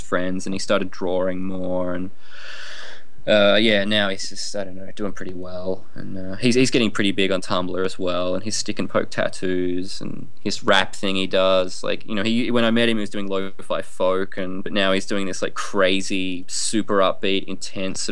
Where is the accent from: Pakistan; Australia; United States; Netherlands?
Australia; Tasmania; I grew up in Tasmania